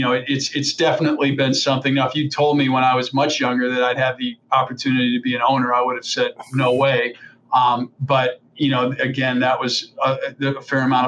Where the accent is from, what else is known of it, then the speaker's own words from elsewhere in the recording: Chicago, Illinois, United States; also born or lived in New York; now in Portland, United States; I grew up in the Chicago area through most of my younger life